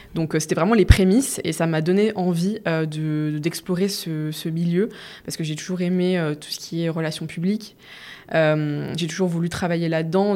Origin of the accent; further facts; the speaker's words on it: the east of France, France; now in Paris, France; je viens pas de, Paris de base, je viens de l'Est de la France